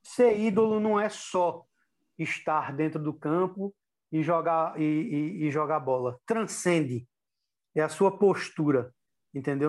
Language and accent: Portuguese; Brazil; como brasileiro